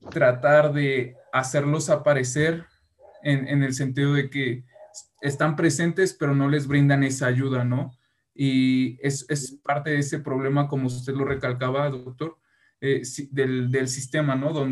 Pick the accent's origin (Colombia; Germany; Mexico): Mexico; deberíamos, como mexicanos, pues adoptar a estas culturas